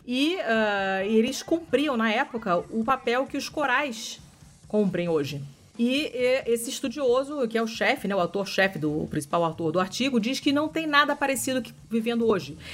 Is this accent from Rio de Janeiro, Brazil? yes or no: yes; Rio de Janeiro, Brazil; accent: carioca (open o in yoga); eu sou carioca